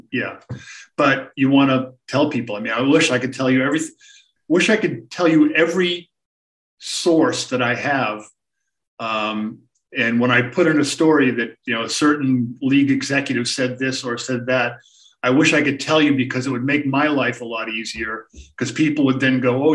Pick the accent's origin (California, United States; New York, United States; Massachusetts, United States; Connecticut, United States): Massachusetts, United States; Boston; I grew up in the Boston area